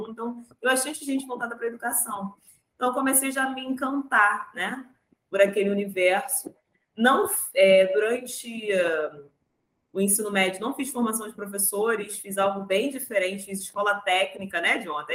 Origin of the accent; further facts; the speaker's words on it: Rio de Janeiro, Brazil; eu sou daqui do Rio de Janeiro, né, para quem estiver ouvindo, sou carioca, cresci no subúrbio do Rio de Janeiro, de uma família majoritariamente negra